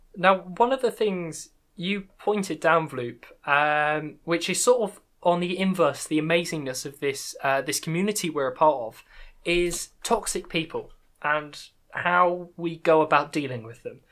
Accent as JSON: {"language": "English", "country": "United Kingdom", "accent": "British", "said": "my British accent"}